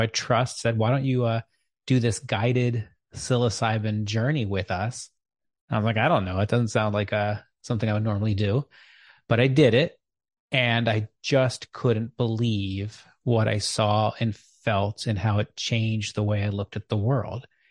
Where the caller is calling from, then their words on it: Chapel Hill, North Carolina, United States; I'm calling in from Chapel Hill, North Carolina